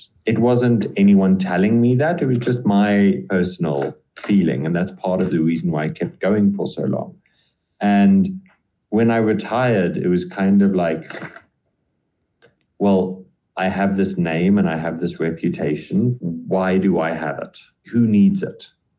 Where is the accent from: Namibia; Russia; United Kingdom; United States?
Namibia; moved away as an adult; also born or lived in Europe; Yes, I am a white man in Namibia.